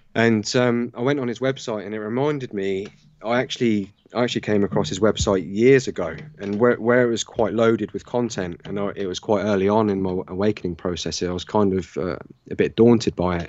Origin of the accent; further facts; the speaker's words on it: Southampton, South East England, United Kingdom; Southern England, uh, Southampton in the U K.